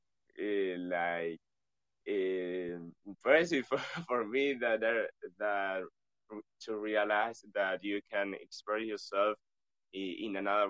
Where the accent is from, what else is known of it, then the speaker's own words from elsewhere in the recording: Río Grande, Tierra del Fuego, Argentina; English is a second language; We are from Argentina. Argentina is a Latin American country, a Spanish speaking country. And we live in Rio Grande. That is a city in the province of Tierra Fuego